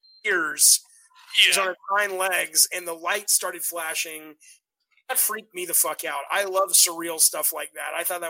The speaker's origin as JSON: {"language": "English", "region": "the South", "country": "United States", "tie": "born or raised there", "said": "I grew up in the South"}